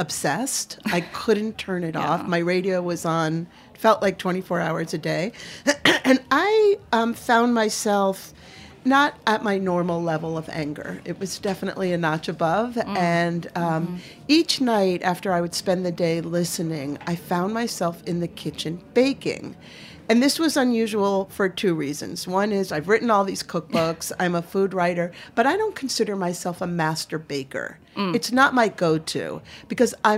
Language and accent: English; Maine, United States; I'm from Maine